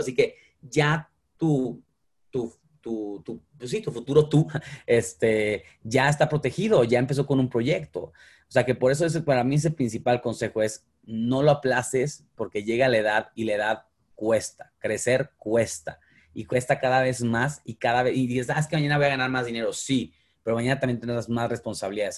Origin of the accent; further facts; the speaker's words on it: Mexico; soy mexicano